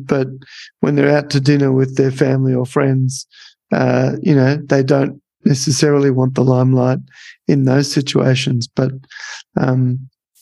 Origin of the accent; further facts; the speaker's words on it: Australia; accent: Australian; it might have been my Australian accent